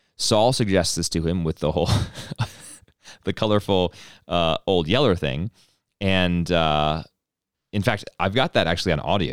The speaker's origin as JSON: {"language": "English", "region": "East Coast", "country": "United States", "tie": "born or raised there", "accent": "East Coast", "moved": "yes", "said": "East Coast thing in me, you know, I was born on the East Coast, and I guess it never really, never really left"}